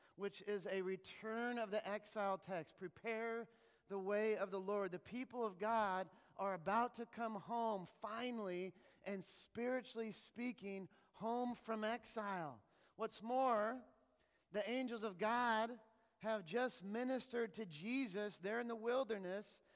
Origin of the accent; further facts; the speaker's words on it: Kansas, United States; first language English; also born or lived in Massachusetts / Princeton, New Jersey; now in Satellite Beach, United States; I'm from Kansas